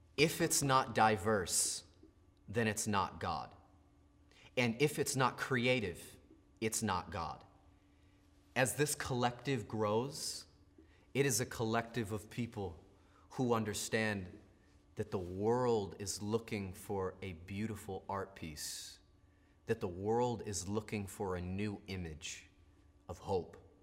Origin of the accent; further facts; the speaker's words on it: United States; what I grew up with in America